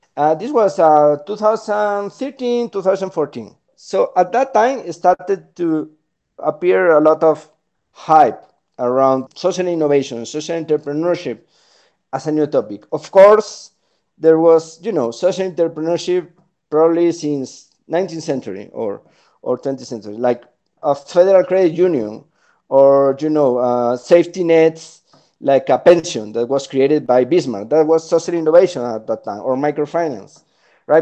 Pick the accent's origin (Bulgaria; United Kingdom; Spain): Spain; moved away as an adult; also born or lived in Chile / Peru / Colombia / Washington, D.C.; now in Bogota, Colombia; I'm originally from Spain, but I've been living in, in the Americas for the last 12 years.